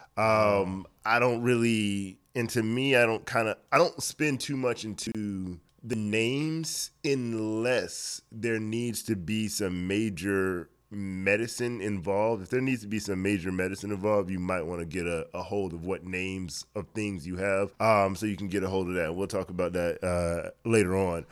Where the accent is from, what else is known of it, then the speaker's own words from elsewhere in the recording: Miami, Florida, United States; moved away as an adult; also born or lived in Orlando, Florida; now in Atlanta, United States; born and raised in Miami, Florida. Lived there, uh, m, majority of my, well, all of my childhood, majority of my life